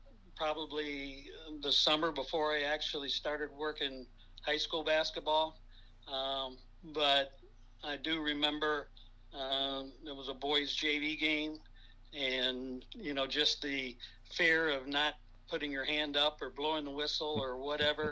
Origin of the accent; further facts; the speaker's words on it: Bucyrus, Ohio, United States; now in Pepper Pike, United States; Growing up in Bucyrus